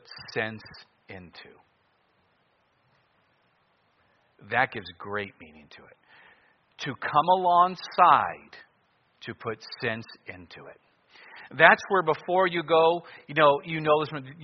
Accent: Cleveland, Ohio, United States; now in Anchorage, United States; I grew up in Cleveland and I'm in Alaska

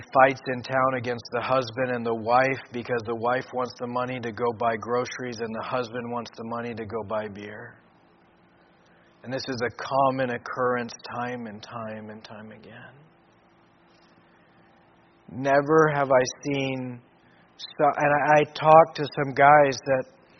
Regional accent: Papua New Guinea; I grew up in Papua New Guinea and saw a lot, but I never in growing up in Papua New Guinea have I seen drunkenness like I've seen in Bougainville.

